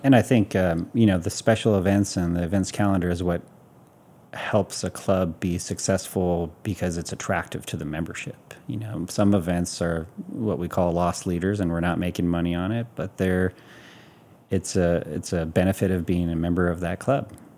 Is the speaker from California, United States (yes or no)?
no; Hawaii, United States; growing up in Hawaii